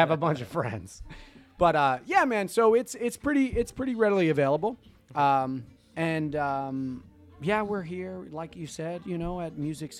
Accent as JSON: {"language": "English", "region": "New Jersey", "country": "United States", "also_born_or_lived": "Australia", "moved": "yes", "said": "So the second one is NJ, and that stands for New Jersey, because I'm from New Jersey, and the periodic number is 78. That was the year that I was born."}